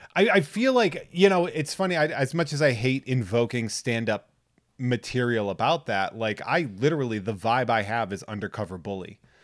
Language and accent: English; New England, United States; I'm from New England